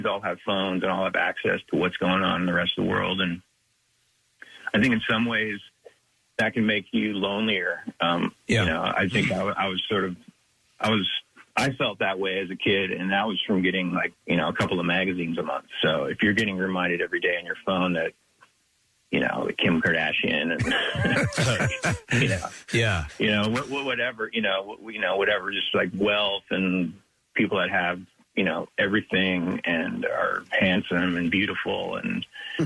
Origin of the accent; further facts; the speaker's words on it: Big Sandy, Montana, United States; I grew up in Big Sandy, which is super, super isolated